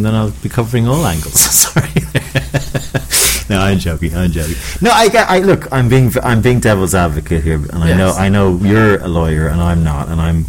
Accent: Ireland; As an Irishman

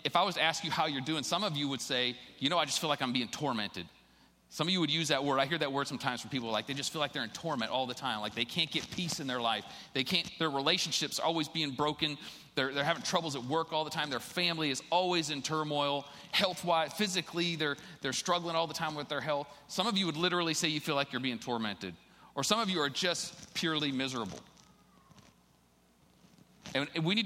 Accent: Ohio, United States; I'm from Ohio

